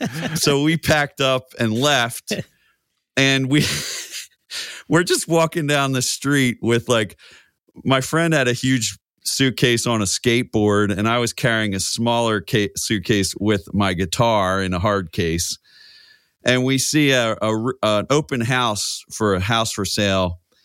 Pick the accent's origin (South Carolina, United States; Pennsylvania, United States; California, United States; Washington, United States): Pennsylvania, United States; Coatesville; also born or lived in Philadelphia, Pennsylvania; now in West Chester, United States; I'm from Coatesville, P